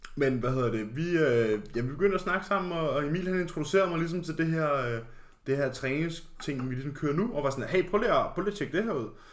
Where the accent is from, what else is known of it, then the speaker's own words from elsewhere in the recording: Karlslunde, Zealand, Denmark; vi er begge to fra en lille flække, kaldet Karlsson.